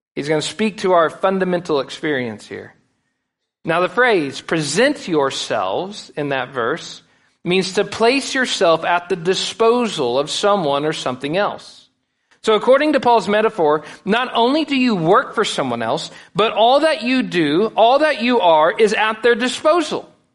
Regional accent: United States; we as American Christians

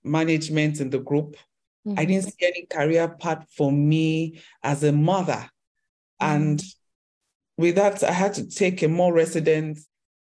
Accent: Lagos, Nigeria; born or raised there

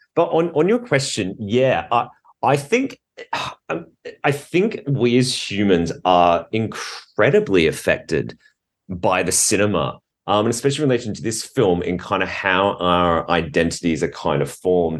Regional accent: Adelaide, South Australia, Australia; I was born in Adelaide

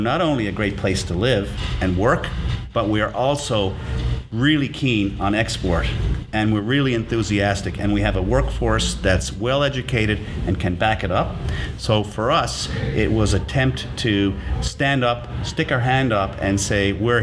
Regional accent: St. John's, Newfoundland and Labrador, Canada; now in Sydney, Canada; Born and raised in Newfoundland

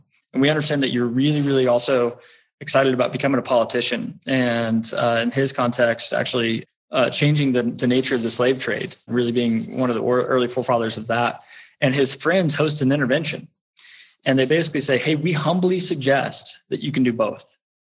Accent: Texas, United States; born there; accent: West Texas; So I was born in Texas, particularly West Texas, which everyone's on, particularly if I'm talking about getting my oil changed, it comes right out.

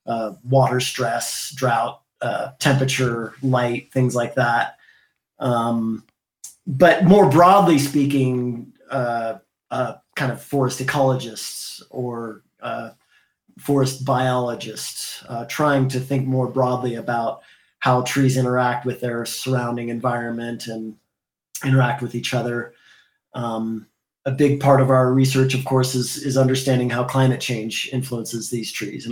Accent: Indiana, United States; now in California, United States; I grew up in Indiana as a kid before moving to California

